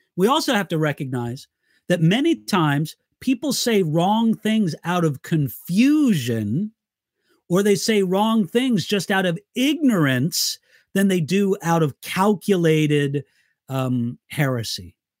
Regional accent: Southern California, United States; also born or lived in Siegen, Germany / Santa Barbara, California; I lived my entire life in California, Southern California, except for seven years when I lived in Germany

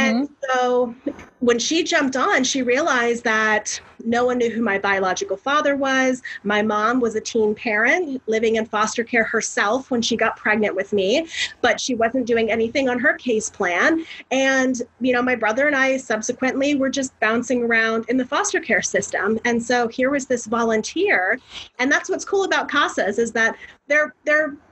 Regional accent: Florida, United States; I'm from Florida

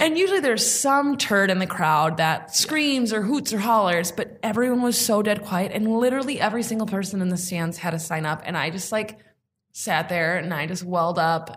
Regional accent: Sheboygan, Wisconsin, United States; moved away as an adult; now in Milwaukee, United States; if I would have never left Sheboygan and I would have stayed there

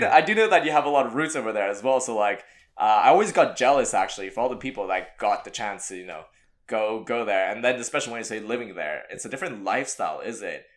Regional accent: Montreal, Quebec, Canada; we grew up in Montreal

